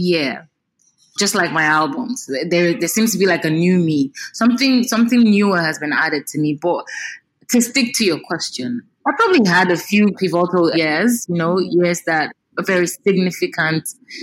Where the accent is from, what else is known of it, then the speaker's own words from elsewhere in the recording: Nigeria; as an African, as a Nigerian